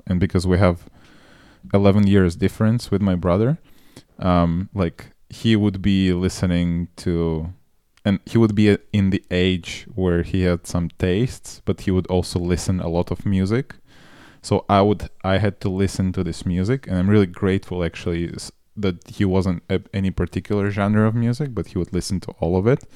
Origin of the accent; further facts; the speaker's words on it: Moldova; moved away; also born or lived in Russia; I grew up in Moldova